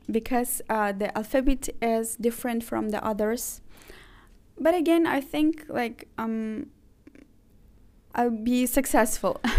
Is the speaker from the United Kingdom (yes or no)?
no; Azerbaijan; also born or lived in Ukraine; now in Turkey; okay, I was born in Ukraine. Uh, then uh, I'm originally from Azerbaijan. I've graduated from a uh, bachelor degree in uh, Baku in Azerbaijan.